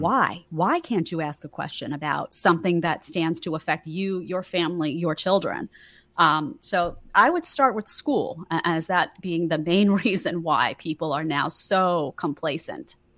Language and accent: English; New York City, New York, United States; I grew up in New York City to a very middle-class family